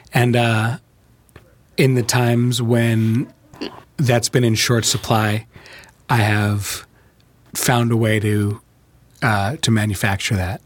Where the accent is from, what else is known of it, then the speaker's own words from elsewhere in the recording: Chicago, Illinois, United States; also born or lived in New York; I moved from New York to Chicago when I was ten